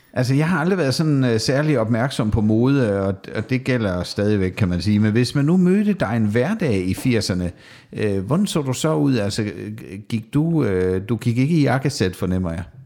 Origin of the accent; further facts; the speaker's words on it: Southern Jutland, Southern Denmark, Denmark; det er vist mere sønderjysk, der hvor jeg kommer fra